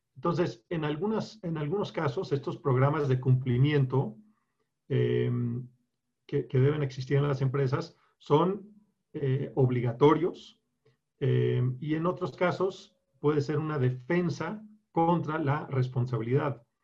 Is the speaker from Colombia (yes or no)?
yes; Colombia; also born or lived in Bogotá, Colombia / Bucaramanga, Colombia / Chicago, United States; now in Mexico; me crié en, en Colombia, en Bogotá y en Bucaramanga